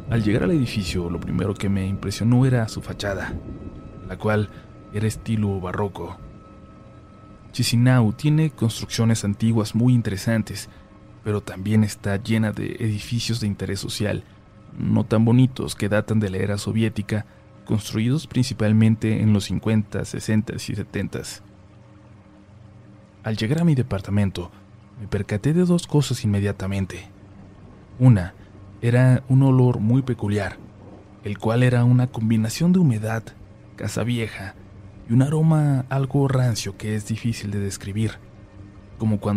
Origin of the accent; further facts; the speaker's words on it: Mexico; also born or lived in Budapest, Hungary; Soy mexicano, pero por mi trabajo como consultor he tenido la fortuna de viajar por muchas partes del mundo. Y también de haber vivido en varios países. Uno de estos fue Hungría, en el cual estuve por poco más de un año en el 2016.